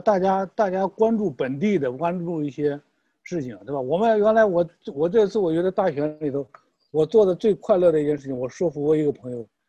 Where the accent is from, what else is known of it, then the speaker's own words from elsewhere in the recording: China; now in United States; 我们中国人到，到美国来